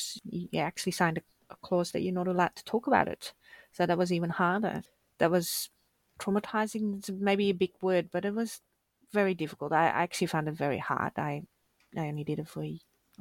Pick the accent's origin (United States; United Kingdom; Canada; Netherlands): Netherlands; moved away as an adult; now in Australia; I started in the Netherlands. I'm from the Netherlands.